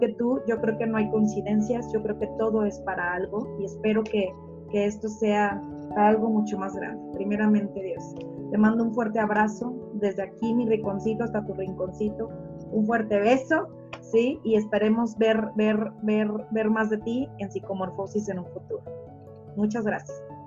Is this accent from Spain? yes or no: no; Mexico; los mexicanos